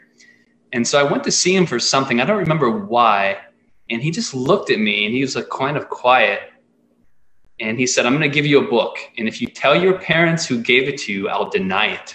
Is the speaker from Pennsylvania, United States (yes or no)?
yes; Pittsburgh, Pennsylvania, United States; now in Ananda Village, United States; I'm growing up in Pittsburgh, and in high school, my best friend and I would go to the bookstore on the weekends